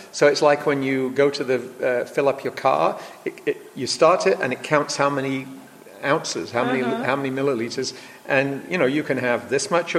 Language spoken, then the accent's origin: English; England, United Kingdom; now in California, United States; I grew up in England